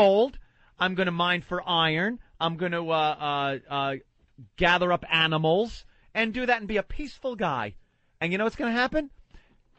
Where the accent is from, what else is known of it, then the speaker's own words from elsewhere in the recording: Long Island, New York, United States; growing up on Long Island, we would drive into New York City